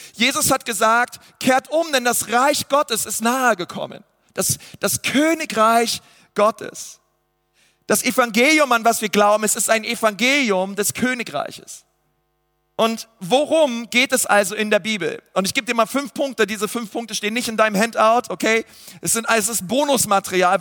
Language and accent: German; Germany; ich wurde in Deutschland geboren, ich habe deutsche Eltern